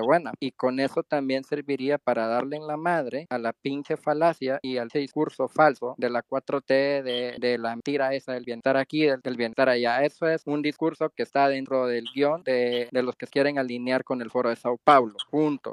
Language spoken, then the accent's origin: Spanish; Mexico; moved away as an adult; now in Antigua Guatemala, Guatemala; yo soy un mexicano que tuvo que salir del país por culpa de la 4 t